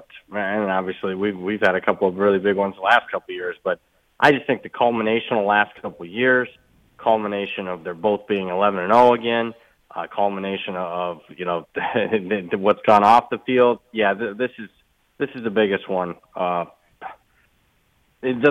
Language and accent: English; Toledo, Ohio, United States; moved away; I'm from Toledo, Ohio, and if you know anything about the rivalry, that's basically ground zero for Ohio State, Michigan